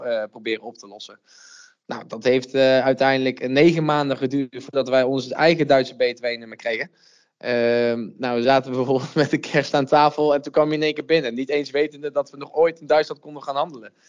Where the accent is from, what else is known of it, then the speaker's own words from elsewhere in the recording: Uden, North Brabant, Netherlands; now in Nijmegen, Netherlands; Oorspronkelijk kom ik uit Uden, een klein dorpje in het zuidoosten van Brabant